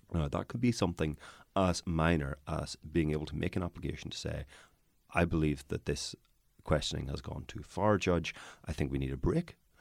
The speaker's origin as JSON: {"language": "English", "region": "Northern Ireland", "country": "United Kingdom", "said": "I am from Northern Ireland"}